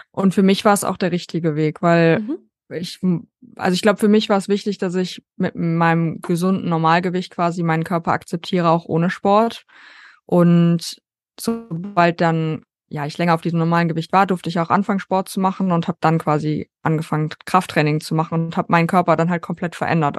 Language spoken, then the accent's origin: German; North Rhine-Westphalia, Germany; ich komme aus Deutschland, äh, NRW